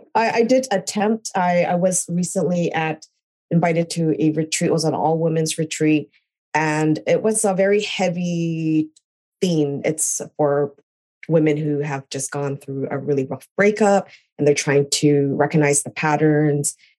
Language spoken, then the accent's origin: English; Canada; moved away as an adult; also born or lived in California, United States; now in New York, United States; I'm originally Canadian. I was born in California, but I moved to Canada when I was two